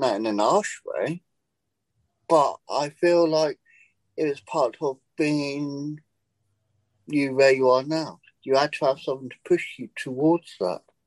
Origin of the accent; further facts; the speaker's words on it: England, United Kingdom; moved away as an adult; now in United States; I decided to take the jump and leave England